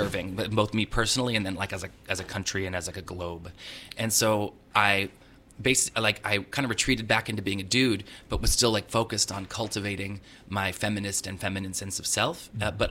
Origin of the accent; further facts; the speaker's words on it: Southern California, United States; I grew up in Southern California